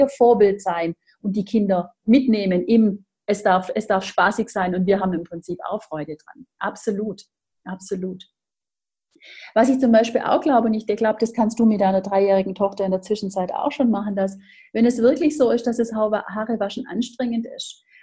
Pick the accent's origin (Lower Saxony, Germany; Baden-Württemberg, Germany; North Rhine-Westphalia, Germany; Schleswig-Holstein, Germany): Baden-Württemberg, Germany; ja, wie man bei uns im Schwabenland sagt, geschwind